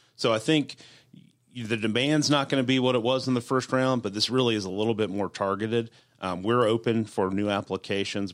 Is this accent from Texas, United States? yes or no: no; Duluth, Georgia, United States; also born or lived in North Fulton / Holly Springs, Georgia; I grew up in Duluth